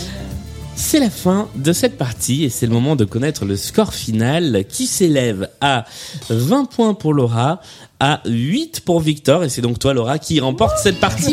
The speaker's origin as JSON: {"language": "French", "region": "southern France", "country": "France", "accent": "southern French", "said": "je suis mieux avec l'accent du sud de Mireille Mathieu qu'avec l'accent hmm. anglais. C'est normal, l'un des deux est mon vrai accent"}